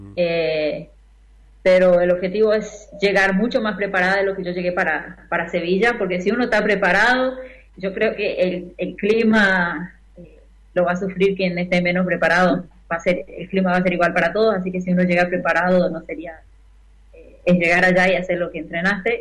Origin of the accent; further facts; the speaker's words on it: Tres Isletas, Chaco, Argentina; moved away as an adult; now in Brazil; yo sigo siendo argentina